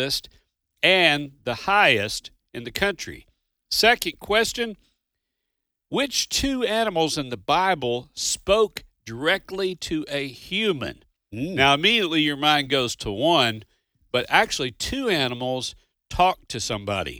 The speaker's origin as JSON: {"language": "English", "region": "Kentucky", "country": "United States", "tie": "born or raised there", "moved": "yes", "lives_now": "Mississippi, United States", "said": "I'm a Southern boy. I grew up in Kentucky, live in Mississippi"}